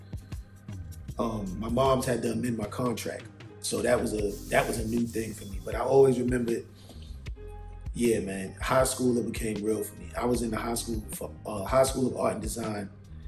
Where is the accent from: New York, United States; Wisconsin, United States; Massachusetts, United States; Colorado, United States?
New York, United States; New York City; moved away as an adult; also born or lived in Miami / New Jersey; now in Los Angeles, United States; Growing up in Harlem is what made me